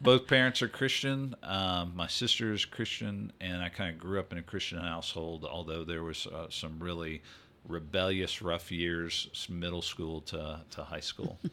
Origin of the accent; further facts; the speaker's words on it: Greenville, Mississippi, United States; moved away as an adult; also born or lived in Louisiana / New Jersey / San Antonio, Texas; now in Texas, United States; I grew up in, uh, the Delta of Mississippi, a town called Greenville